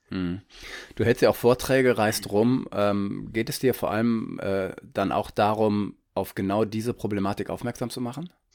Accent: Northern Germany, Germany; ich bin Norddeutscher, ich merke es noch nicht. Ich wohne an der Ostsee

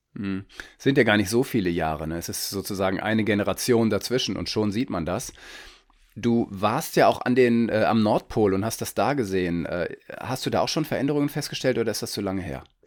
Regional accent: Northern Germany, Germany; ich bin Norddeutscher, ich merke es noch nicht. Ich wohne an der Ostsee

